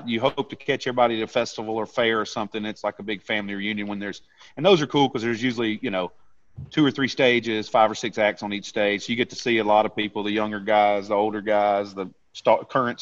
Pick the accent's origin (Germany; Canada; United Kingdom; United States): United States; Montgomery, Alabama; also born or lived in Jackson, Mississippi; I grew up outside of Montgomery, Alabama